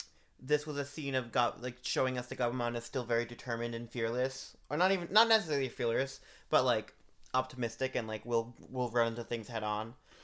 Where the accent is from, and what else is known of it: Boston, Massachusetts, United States